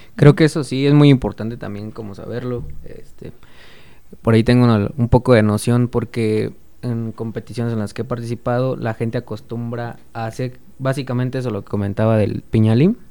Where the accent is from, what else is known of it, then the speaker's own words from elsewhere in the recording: Mexico; como buen mexicano